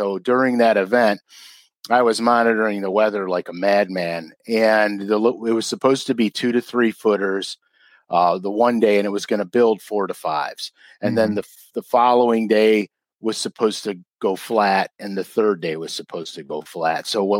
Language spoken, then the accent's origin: English; Cleveland, Ohio, United States; I live in Cleveland, Ohio, I live right on the lake. I used to really live on the lake, but I moved a little bit inland now, but I'm only 8 minutes from the lake. So I grew up fishing on Lake Erie